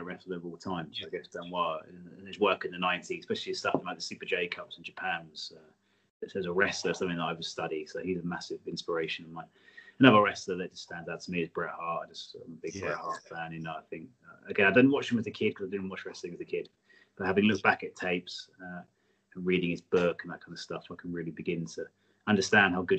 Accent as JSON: {"language": "English", "region": "England", "country": "United Kingdom", "said": "we're English."}